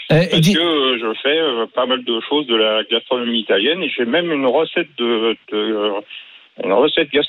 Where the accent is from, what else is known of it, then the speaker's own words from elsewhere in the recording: France; also born or lived in Vendôme; je suis français